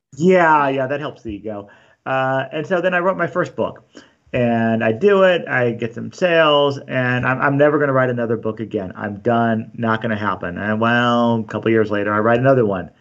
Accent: Glendora, California, United States; also born or lived in San Dimas / La Verne; I grew up in Glendora, and then, um, we got married, lived in Laverne, Glendora, Laverne, then San Dimas

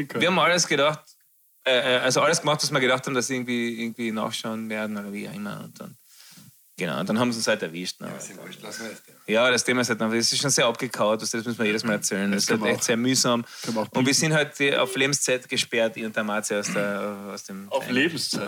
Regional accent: Frankfurt, Hesse, Germany; wir sind beide aus Frankfurt

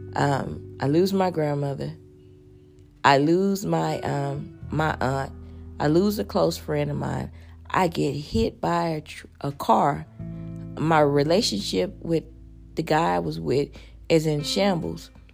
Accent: Houston, Texas, United States; I'm a girl from Fifth Ward

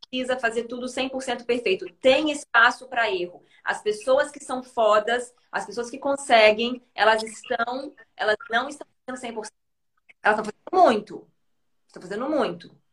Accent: Maringá, Paraná, Brazil; Eu sou de Maringá, Paraná.

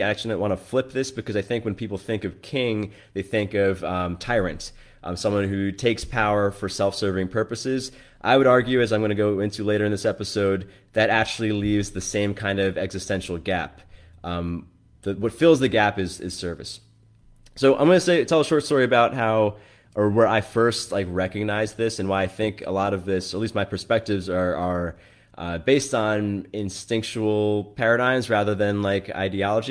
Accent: New York, United States; i grew up in New York

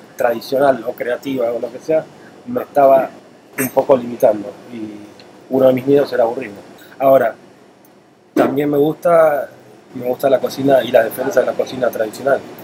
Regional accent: Buenos Aires, Argentina; moved away as an adult; also born or lived in Spain / Italy; now in Puerto Rico; nací en Argentina, estudié en Argentina, eh, luego trabajé en, España, en Italia

